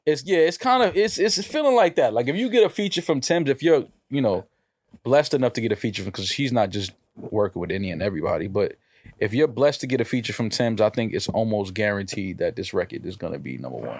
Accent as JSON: {"language": "English", "town": "New York City", "region": "New York", "country": "United States", "tie": "born or raised there", "said": "I was born in Manhattan. Like, yes, I'm from America"}